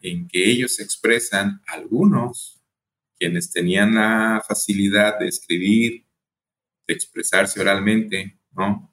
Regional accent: Colima, Mexico; also born or lived in El Paso, Texas; yo soy de México, nací en Colima, Colima, aquí muy cerquitas de Jalisco

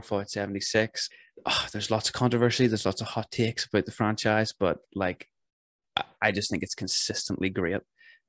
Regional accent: Northern Ireland, United Kingdom

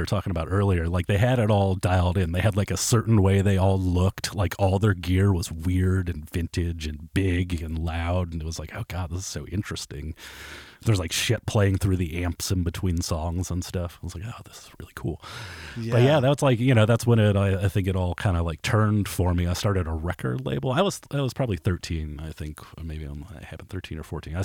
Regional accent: Kent, Ohio, United States; I grew up in Kent, Ohio, which is like a little college town

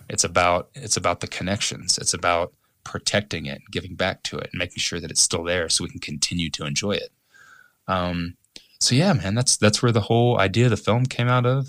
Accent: Evansville, Indiana, United States; moved away as an adult; my hometown in Evansville

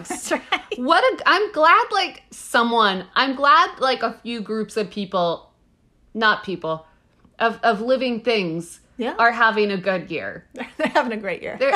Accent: United States; We're American.

